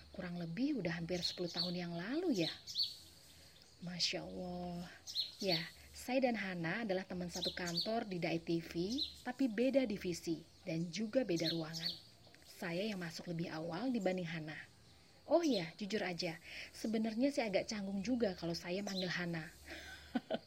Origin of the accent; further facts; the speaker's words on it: Java, Indonesia; saya orang Jawa